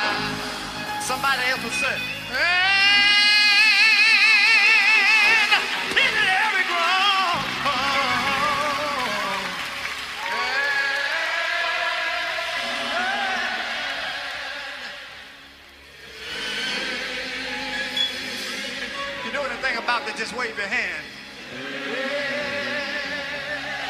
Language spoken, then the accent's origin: English; Mississippi, United States; I'm from Mississippi